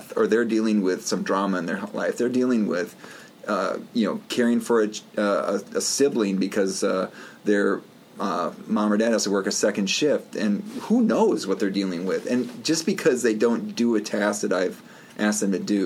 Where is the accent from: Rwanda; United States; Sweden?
United States; Wisconsin; also born or lived in Black River Falls, Wisconsin; I grew up in Wisconsin, and you know, some of my life was in Black Earth Falls, Wisconsin